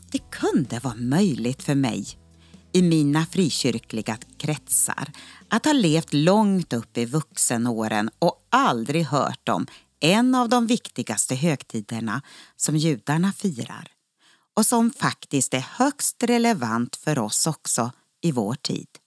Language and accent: Swedish; Norrland, Sweden; now in Uppsala, Sweden; Ja, det hörs nog inte riktigt. Jag är ju norrlänning, egentligen.